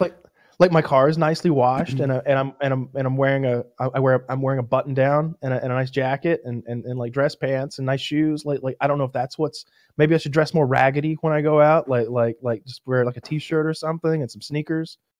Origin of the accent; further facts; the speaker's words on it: United States; I was like Franklin County.